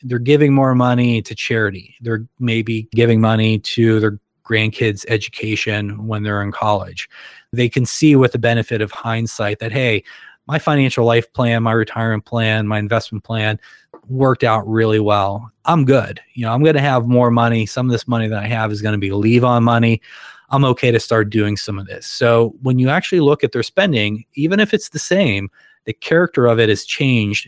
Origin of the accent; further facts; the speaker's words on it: Western Pennsylvania, United States; moved away as an adult; now in Akron, United States; I grew up in Western Pennsylvania and came out here for grad school, you know, more than 20 years ago and been here ever since